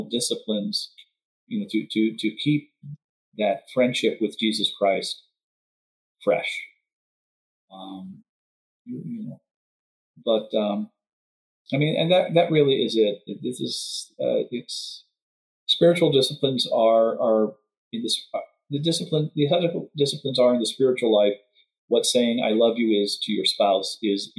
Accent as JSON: {"language": "English", "region": "Texas", "country": "United States", "moved": "yes", "lives_now": "Madison, United States", "said": "I'm originally from Texas"}